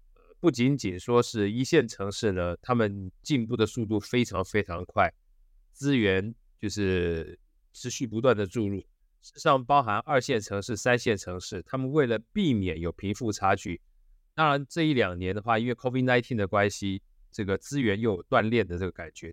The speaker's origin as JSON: {"language": "Chinese", "country": "Taiwan"}